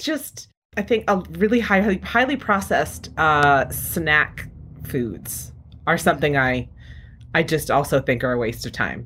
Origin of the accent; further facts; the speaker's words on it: Rhode Island, United States; now in San Francisco, United States; I grew up in Rhode Island